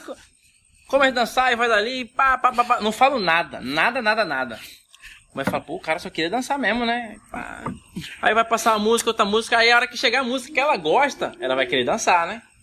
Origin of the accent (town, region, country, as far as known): Cuiabá region, Mato Grosso, Brazil